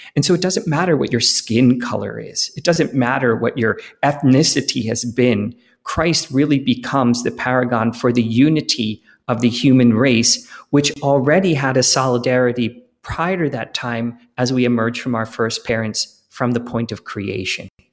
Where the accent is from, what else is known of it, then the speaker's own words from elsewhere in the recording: Philadelphia, Pennsylvania, United States; I grew up in Philadelphia in the nineteen seventies and eighties